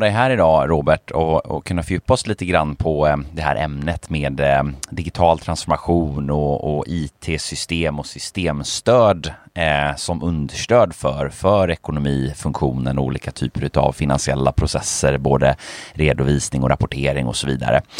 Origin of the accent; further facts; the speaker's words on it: Finland; moved away; also born or lived in Sweden; Jag jag är ju född finsk va